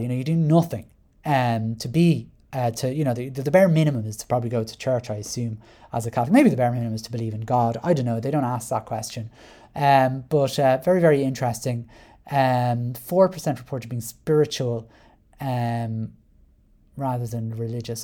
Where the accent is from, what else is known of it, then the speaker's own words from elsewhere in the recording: Ireland; I identify as white Irish